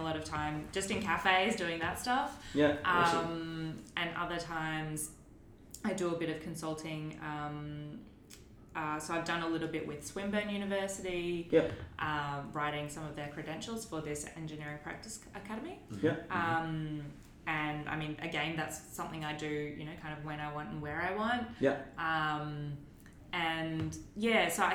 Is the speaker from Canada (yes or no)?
no; Gayndah, Queensland, Australia; now in Melbourne, Australia; we're circling around my hometown that I grew up in, the tiny little town of Gayndah.